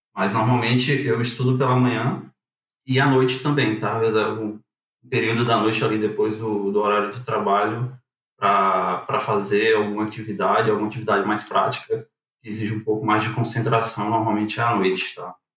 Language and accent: Portuguese; Fortaleza, Ceará, Brazil; moved away as an adult; also born or lived in Acaraú, Ceará; now in Porto Alegre, Brazil; Sou natural de Acaraú, é uma cidade ali situada na região norte do estado do Ceará, desde os meus 10 anos de idade, mas minha família ah, acabou migrando ali para tal Fortaleza, né? Onde foi basicamente eu cresci e vivi até ali o ah, comecinho de 2019